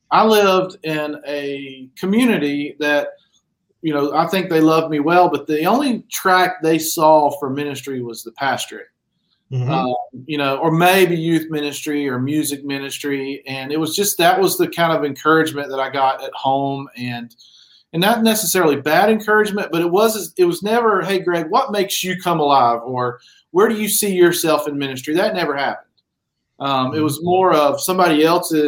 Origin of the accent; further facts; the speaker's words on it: Shelby, North Carolina, United States; I grew up in Western North Carolina in a little town called Shelby